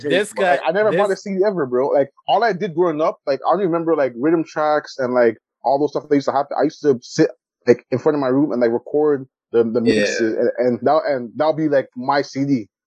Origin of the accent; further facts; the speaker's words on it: Toronto, Ontario, Canada; I'm a kid from Galloway